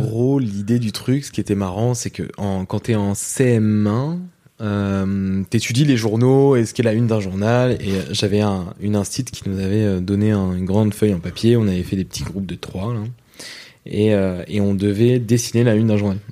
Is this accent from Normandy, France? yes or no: yes; Rouen, Normandy, France; moi je viens de Rouen en Normandie et ce qui fait que même dans la banlieue de Rouen donc moi j'ai vécu dans un, pavillon en province